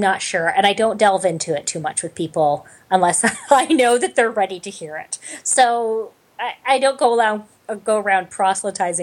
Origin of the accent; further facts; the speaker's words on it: Canada; I'm Canadian